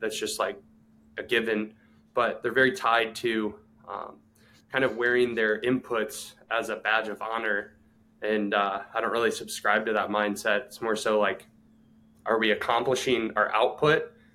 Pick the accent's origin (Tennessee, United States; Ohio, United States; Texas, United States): Ohio, United States; born or raised there; moved away as an adult; also born or lived in Clearwater, Florida